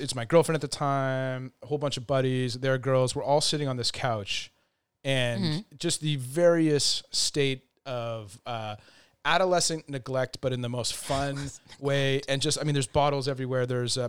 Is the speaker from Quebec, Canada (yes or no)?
yes; Montreal, Quebec, Canada; moved away; at 17 moving out into your first apartment, and Montreal being what it is, my hometown